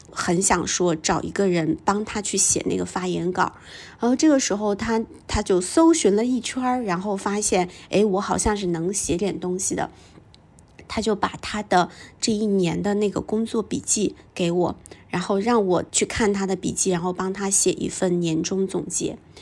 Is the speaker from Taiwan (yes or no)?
no; a small town in northern China, China; moved away; also born or lived in Beijing; 因为在我们成长的那个年代，我是八零后，在我们成长的那个年代，在北方的小镇里面